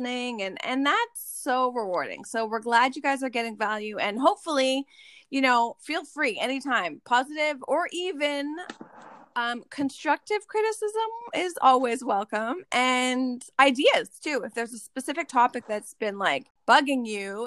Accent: Ottawa, Ontario, Canada; now in Nova Scotia, Canada; I grew up in Ottawa

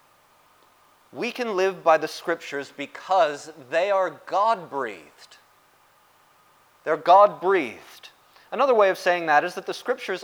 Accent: United States; the United States, my home country

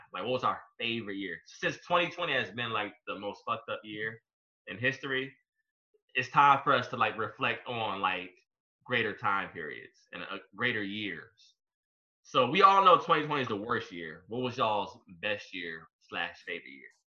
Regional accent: Hampton, Virginia, United States; I'm from Hampton

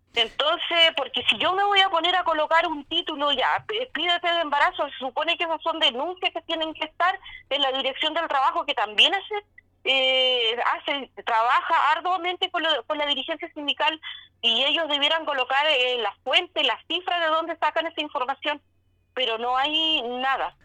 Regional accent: Chile; como chilenos

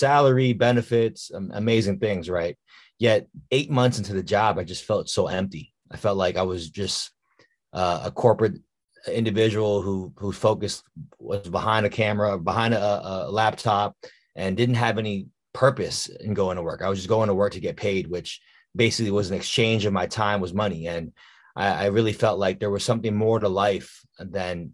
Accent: Washington, District of Columbia, United States; born or raised there

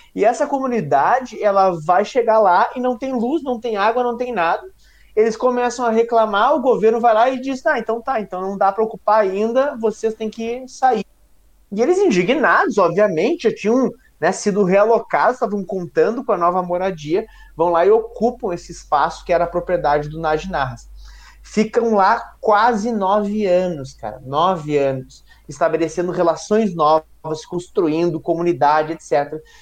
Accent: Porto Alegre, Rio Grande do Sul, Brazil; accent: porto-alegrense; Eu sou do Belém

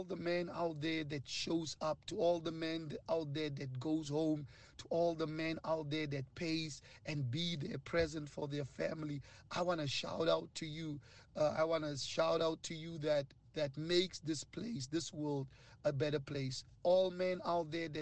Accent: Northern Cape, South Africa; I'm from the Northern Cape

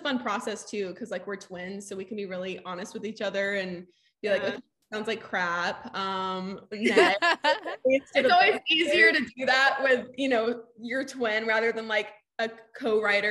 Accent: Southeast Texas, United States; now in Nashville, United States; we're from Southeast Texas

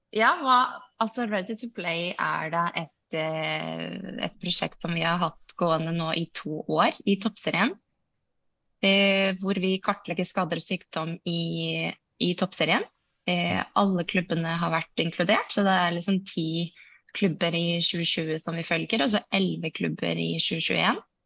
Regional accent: Iceland; Norwegian is a second language; moved away as an adult; now in Norway; Jeg kommer fra Island

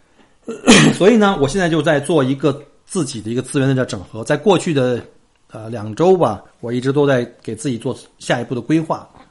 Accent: China; now in Australia; 我们中国人

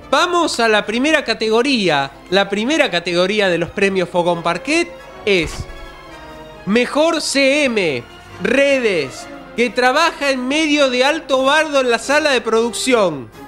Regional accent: Ituzaingó, Buenos Aires Province, Argentina; also born or lived in Morón; Yo eh, nací en Morón, pero me crié en Ituzaingó.

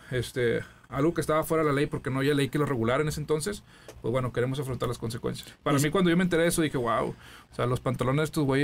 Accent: Matamoros, Tamaulipas, Mexico; Matamoros, Tamaulipas, la tierra de Río Tobar

